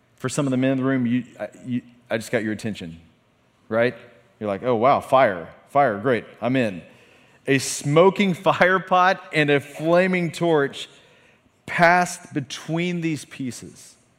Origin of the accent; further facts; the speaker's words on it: a town 45 minutes north of Tulsa, Oklahoma, United States; we drove forty-five minutes south of my hometown to Tulsa, Oklahoma